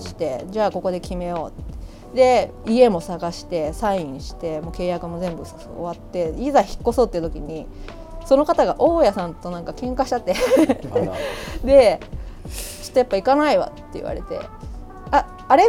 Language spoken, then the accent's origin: Japanese; Yamato, Kanagawa, Japan; moved away as an adult; also born or lived in United Kingdom; now in Kyoto, Japan; 出身が神奈川なんですけどあの神奈川でも大和市ってあの厚木基地とか座間キャンプがある町で生まれ育ったんで